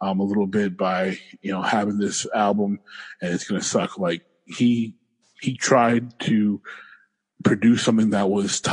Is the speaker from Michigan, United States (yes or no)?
yes; Detroit, Michigan, United States; I'm from Detroit.